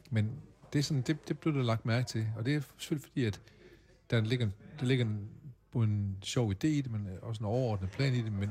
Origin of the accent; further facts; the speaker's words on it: Åbyhøj, Central Denmark Region, Denmark; born there; Ja, jeg er født i Åbehøj, 4 km hjemme